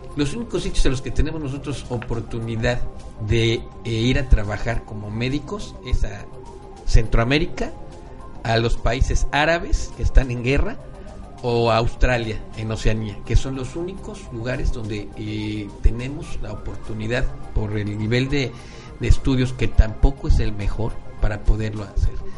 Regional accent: Mexico; nosotros como mexicanos tengamos ese gen también malinchista

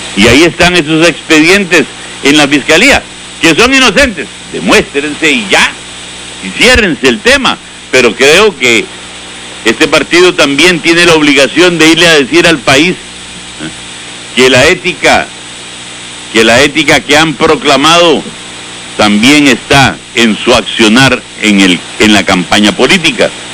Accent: Costa Rica; nosotros los costarricenses

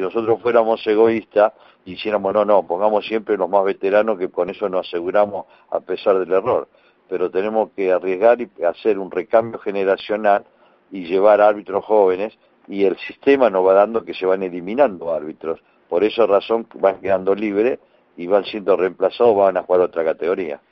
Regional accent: Argentina

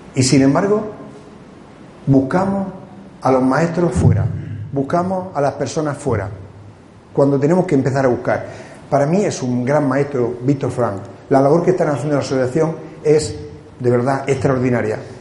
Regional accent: Cartagena, Region of Murcia, Spain; moved away; El venir aquí a mi tierra. Porque yo soy de Cartagena y soy de Murcia y soy español

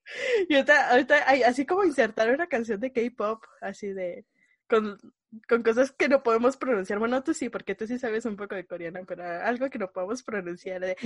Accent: Mexico City, Mexico; soy de la Ciudad de México

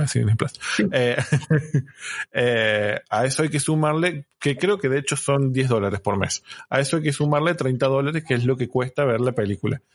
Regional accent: Unquillo, Córdoba, Argentina; yo crecí en Unquillo, en Córdoba

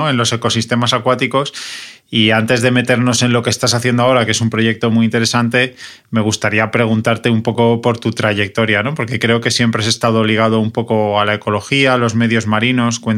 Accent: Murcia, Region of Murcia, Spain; Tiene un río, que es el río Segura, que yo recuerdo cuando era pequeño que pasaba por Murcia y era todo espuma y contaminación

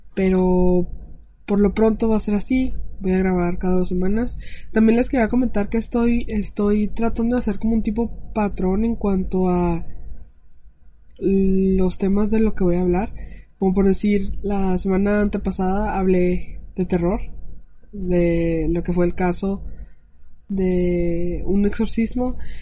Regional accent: Mexico

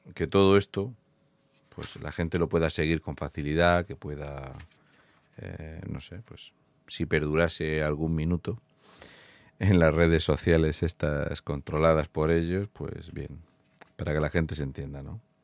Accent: Fuente Álamo de Murcia, Region of Murcia, Spain; soy de Fuente Álamo de Murcia

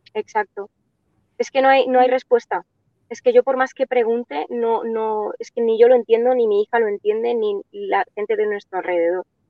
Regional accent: Catalonia, Spain; nosotros somos catalanes, nacimos aquí y nosotros hablamos bien el catalán

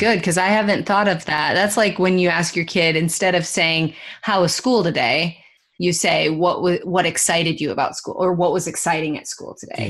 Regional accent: Iowa, United States; I'm from Iowa

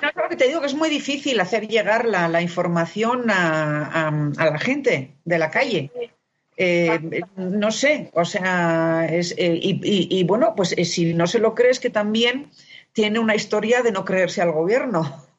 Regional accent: Spain; now in Mexico; soy española

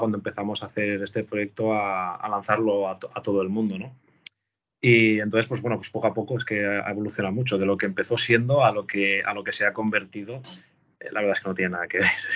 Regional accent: Valencian Community, Spain; nosotros, que somos valencianos

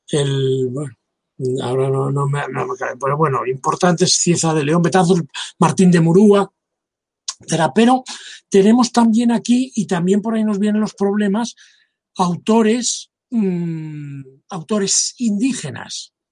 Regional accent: Quito, Pichincha, Ecuador; Yo soy quiteño.

